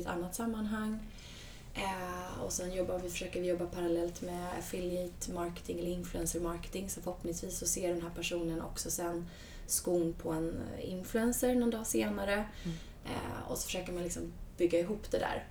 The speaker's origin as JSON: {"language": "Swedish", "country": "Sweden", "also_born_or_lived": "United States", "moved": "as an adult", "said": "när jag kom tillbaka från USA, flyttade hem till Sverige"}